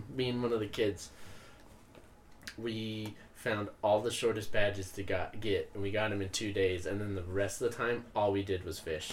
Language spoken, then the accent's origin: English; Utah, United States; I'm from Utah